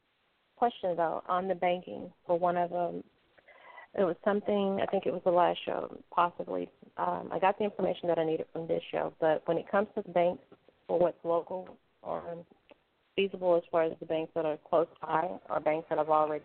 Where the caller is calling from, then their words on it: Louisiana, United States; I'm calling from the boot, which is Louisiana.